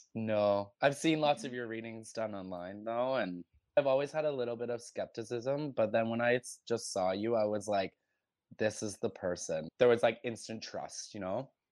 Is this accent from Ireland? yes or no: no; Toronto, Ontario, Canada; I'm from Toronto, Ontario, Canada.